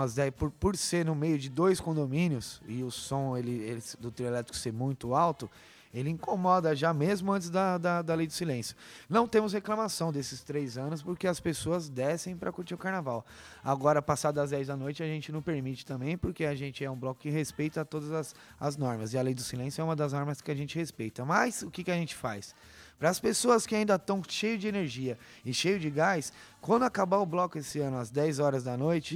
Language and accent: Portuguese; Parque Cecap, São Paulo, Brazil; por morar desde que nasci no Parque Secap